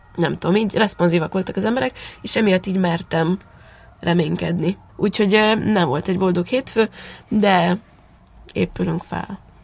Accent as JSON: {"language": "Hungarian", "region": "Transylvania", "country": "Romania", "tie": "born or raised there", "moved": "as an adult", "lives_now": "Hungary", "said": "Én nyilván Erdélyben nőttem fel"}